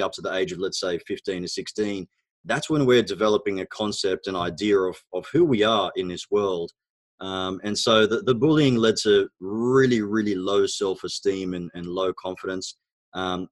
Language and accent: English; Australia; first language Arabic; English is a second language; also born or lived in Egypt; So I was actually born in Egypt. My background is Egyptian. Both my parents are Egyptian, of course. We immigrated to Australia when I was about 4 years old.